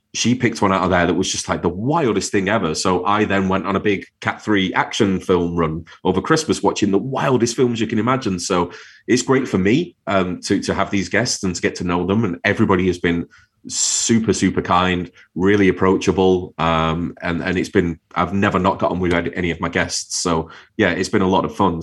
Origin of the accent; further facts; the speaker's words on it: Manchester, North West England, United Kingdom; moved away as an adult; also born or lived in Wirral (across the water from Liverpool); I grew up in Manchester, lived there all my life